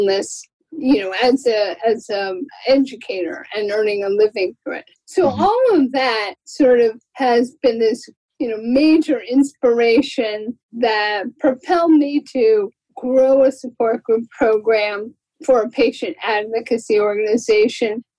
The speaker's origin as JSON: {"language": "English", "region": "Florida", "country": "United States", "tie": "born or raised there", "moved": "yes", "lives_now": "California, United States", "said": "I had volunteered with the Muscular Dystrophy Association when I was growing up in Florida"}